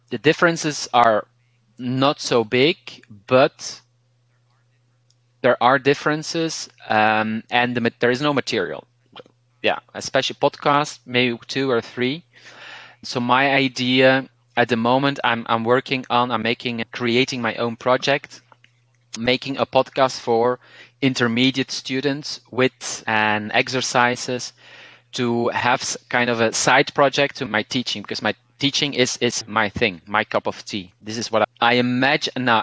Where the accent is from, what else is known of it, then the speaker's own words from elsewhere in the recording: Flanders, Belgium; accent: Belgian Dutch; first language Dutch; English is a second language; so my native language is Dutch, but is in its Belgian variety. Some people call it Flemish, but we, we usually call it just Dutch or Belgian Dutch